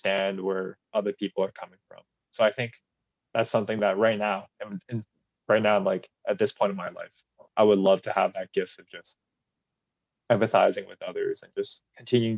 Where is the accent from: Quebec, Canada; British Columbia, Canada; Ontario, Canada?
British Columbia, Canada; Richmond; now in Burnaby, Canada; born and raised in Richmond